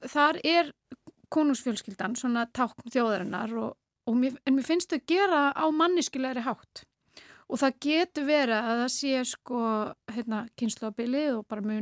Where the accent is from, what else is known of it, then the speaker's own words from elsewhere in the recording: Norway; moved away; ólst upp í Nóri